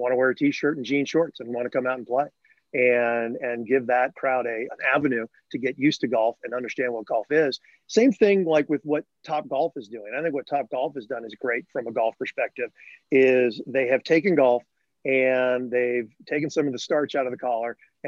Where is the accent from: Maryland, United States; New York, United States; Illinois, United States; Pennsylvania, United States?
Illinois, United States; Northbrook; growing up in Northbrook, Illinois, near Chicago